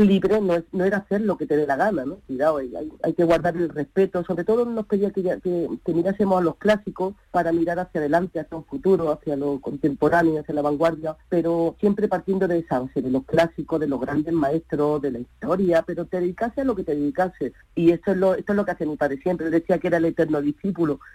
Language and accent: Spanish; Granada, Andalusia, Spain; moved away as an adult; now in Málaga, Spain; Yo nací en Granada, eh, de la cual me siento orgullosísima, pero bueno, vivo en Málaga